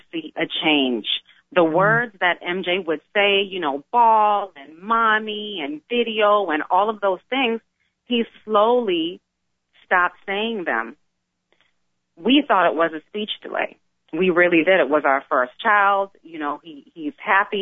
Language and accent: English; South Florida, United States; I grew up here. I grew up here, born and raised